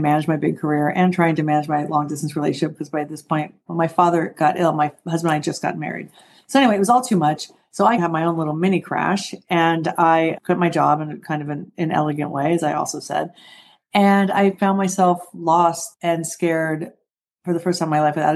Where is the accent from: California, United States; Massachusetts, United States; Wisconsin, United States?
California, United States; Southern; I grew up in Southern California